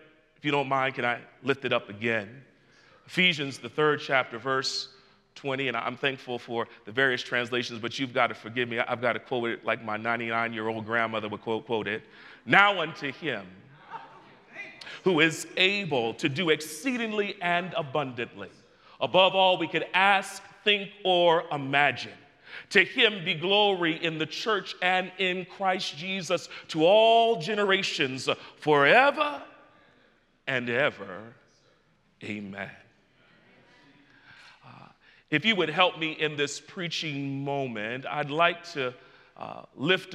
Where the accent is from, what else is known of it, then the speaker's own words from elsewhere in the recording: New York City, New York, United States; I hail from the borough with the greatest population, Brooklyn, New York